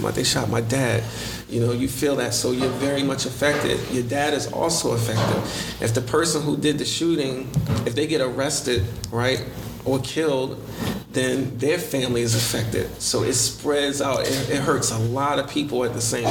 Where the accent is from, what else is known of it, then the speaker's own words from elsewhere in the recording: Baltimore, Maryland, United States; I'm born and raised in Baltimore.